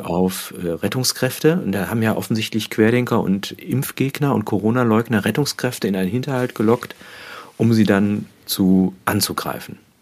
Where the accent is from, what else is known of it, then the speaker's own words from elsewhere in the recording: Germany; Also ich bin ja in der Nähe des Ruhrgebietes aufgewachsen